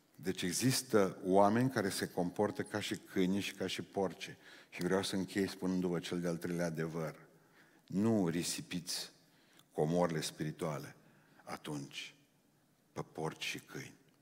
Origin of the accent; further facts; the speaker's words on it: Romania; Noi suntem specialiști români în creșterea copiilor altora